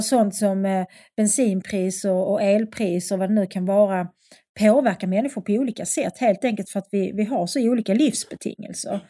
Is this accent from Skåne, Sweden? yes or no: yes; Skåne, Sweden; accent: broad Scanian; also born or lived in Lund; jag pratar mycket bred skånska